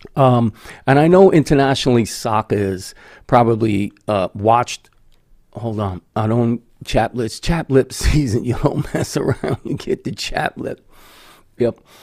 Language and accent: English; United States